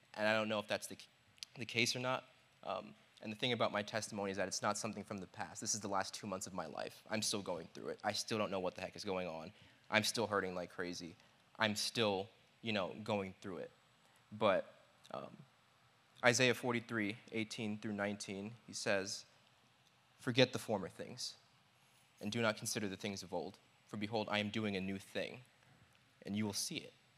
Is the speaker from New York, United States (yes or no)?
yes; New York, United States; I'm from New York.